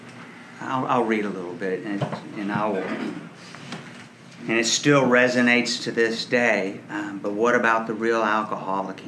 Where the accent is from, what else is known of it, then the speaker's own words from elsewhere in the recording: Dallas, Texas, United States; I was raised in Dallas, Texas